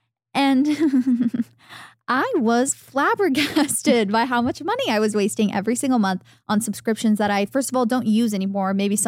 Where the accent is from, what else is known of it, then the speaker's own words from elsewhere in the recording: Arizona, United States; As a little girl growing up in Arizona, wanting to be that girl so bad.